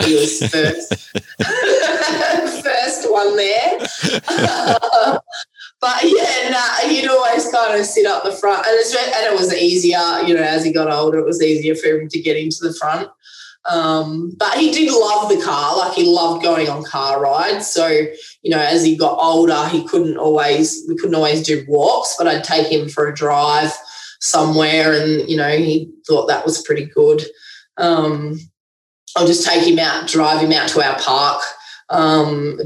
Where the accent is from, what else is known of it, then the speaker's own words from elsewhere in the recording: Canberra, Australian Capital Territory, Australia; where I live in Canberra, I was brought up in Western Creek, which is a little area